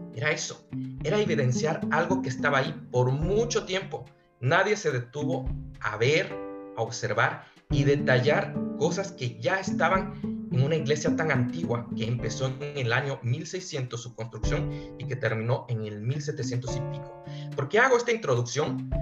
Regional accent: Quito, Pichincha, Ecuador; now in Spain; Quito fue mi ciudad. Yo soy quiteño

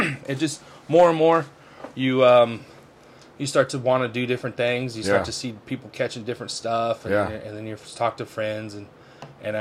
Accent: San Diego, California, United States; I was born in San Diego, so I used to, when I was a kid, my dad and my mom used to take me to Santee Lakes

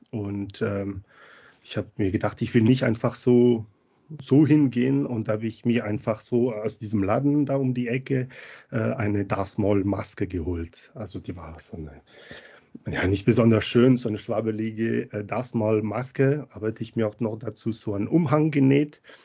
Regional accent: Montpellier, Occitania, France; German is a second language; moved away as an adult; now in Munich, Germany; weil ich äh, aus Frankreich komme, aus Montpellier ursprünglich, aber schon länger in Deutschland, also über über 20 Jahre.

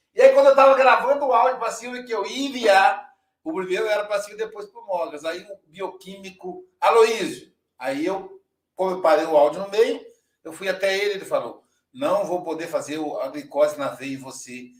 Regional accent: Minas Gerais, Brazil; eu sou mineiro

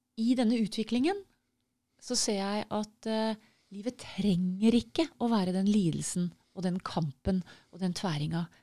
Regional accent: Norway; for sånn som nordmenn

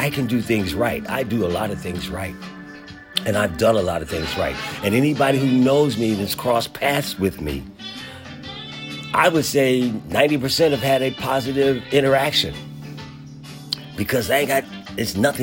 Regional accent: Philadelphia, Pennsylvania, United States; growing up in Philadelphia

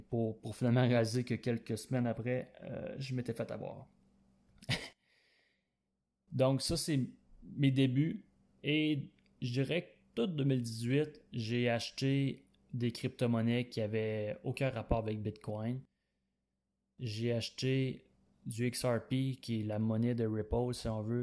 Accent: Quebec, Canada; je viens du Québec et j'ai 25 ans

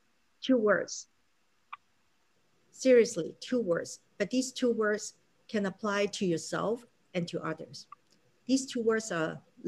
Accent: Hong Kong; English is a second language; now in United States; when I first came to America, I'm from Hong Kong, right? So a certain level of English capability that we all build in.

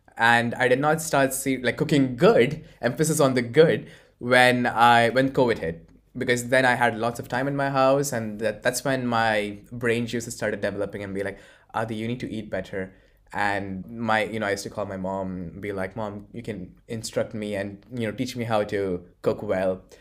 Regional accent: Bahrain; moved away as an adult; also born or lived in Kerala, India / Poland / Forlì, Italy; now in Italy; I grew up in Bahrain, but, uh, which is a small island near Saudi Arabia, but I originate from Kerala

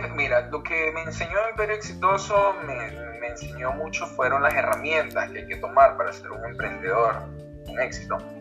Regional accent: Venezuela; moved away as an adult; now in Peru; Yo soy de Venezuela, tengo 26 años.

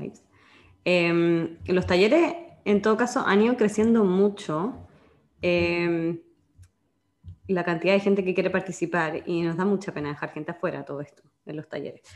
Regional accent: Chile

